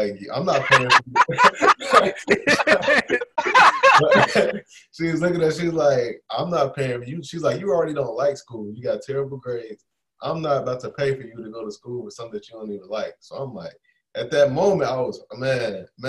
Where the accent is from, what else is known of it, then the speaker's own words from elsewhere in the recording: Chicago, Illinois, United States; I'm from Chicago, grew up on Chicago, the west side area of Chicago, born and raised